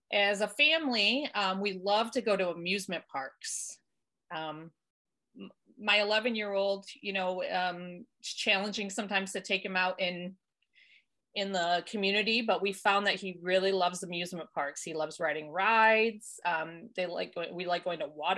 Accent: Michigan, United States; I was born and raised in Michigan

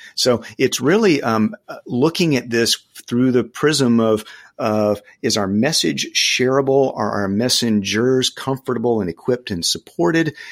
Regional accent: the South, United States; I grew up in the South

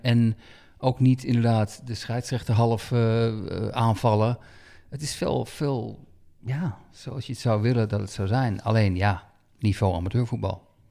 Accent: Netherlands; wij als Nederlanders

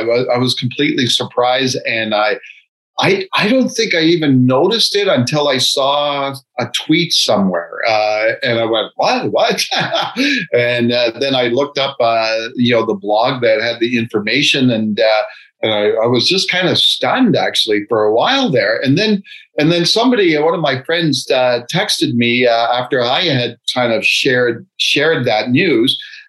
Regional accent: Ottawa, Ontario, Canada; moved away as an adult; also born or lived in Nelson, British Columbia; now in Calgary, Canada; Yeah, I'm born and raised in Ottawa. If anybody knows Ottawa, I think it was about first 9 years of my life, I was in Little Italy, just off of Preston Street there. And then we moved out

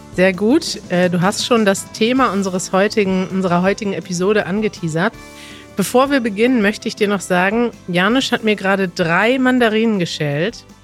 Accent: Germany; Wir kommen selber aus Deutschland

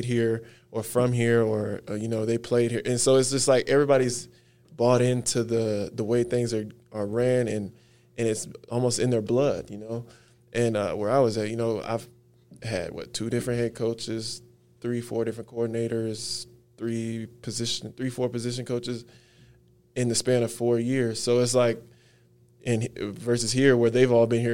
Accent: Texas, United States; moved away as an adult; now in Colorado, United States; growing up in Texas

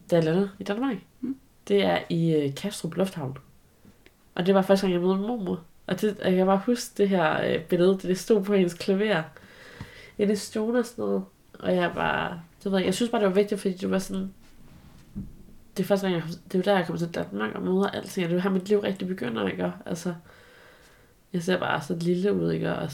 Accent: China; bare lige for at markere endnu mere tydeligt, at jeg er fra Kina.

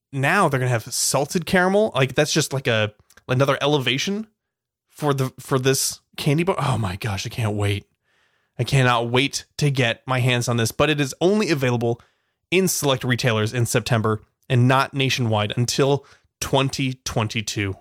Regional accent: California, United States; We're, we're from California

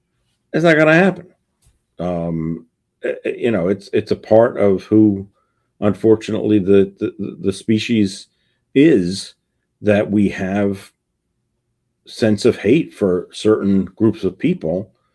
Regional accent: Bronx, New York, United States; I grew up in the Bronx in the 1960s and 70s

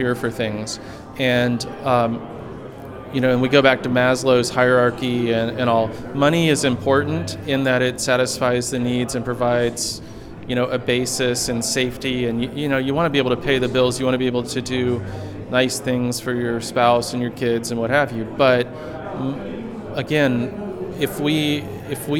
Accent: Florida, United States; I grew up in Florida

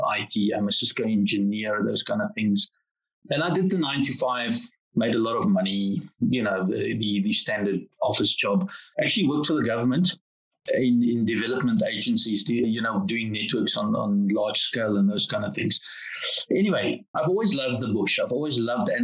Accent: South Africa; being South African guys

